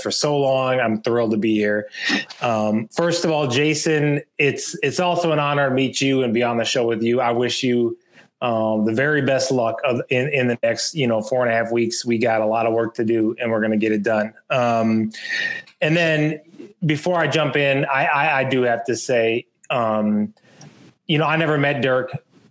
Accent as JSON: {"language": "English", "town": "Minneapolis", "region": "Minnesota", "country": "United States", "tie": "born or raised there", "also_born_or_lived": "Twin City suburbs", "said": "I was born and raised in South Minneapolis. I'm a city kid"}